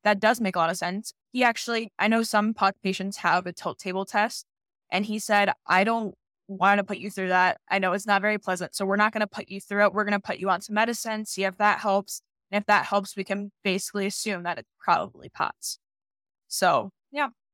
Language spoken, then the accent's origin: English; Dayton, Ohio, United States; I'm from Dayton, Ohio.